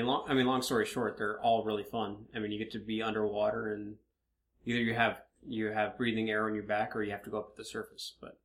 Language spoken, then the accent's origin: English; West Palm Beach, Florida, United States; I grew up in West Palm.